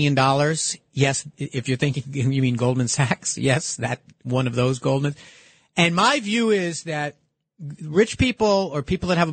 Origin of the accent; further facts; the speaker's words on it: New York City, New York, United States; I'm a New Yorker.